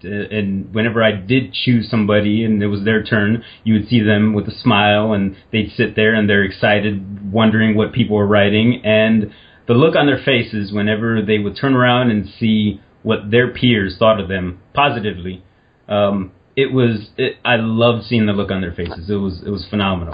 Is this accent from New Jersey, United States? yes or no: no; Indiana, United States; I'm from Indiana